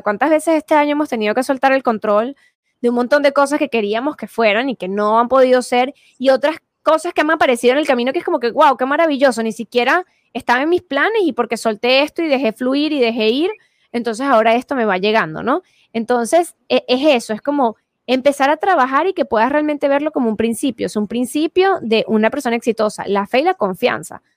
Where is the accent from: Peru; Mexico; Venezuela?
Venezuela; yo soy venezolana